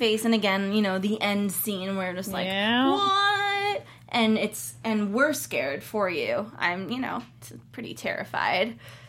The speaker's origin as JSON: {"language": "English", "town": "Cleveland", "region": "Ohio", "country": "United States", "said": "I'm from Cleveland."}